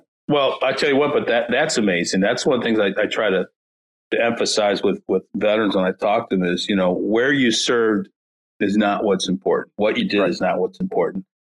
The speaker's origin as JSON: {"language": "English", "town": "St. Louis", "region": "Missouri", "country": "United States", "tie": "born or raised there", "said": "I grew up in North County, St. Louis"}